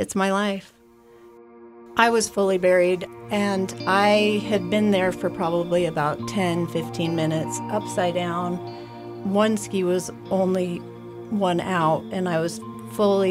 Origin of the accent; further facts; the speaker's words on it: Jackson, Wyoming, United States; I grew up in Jackson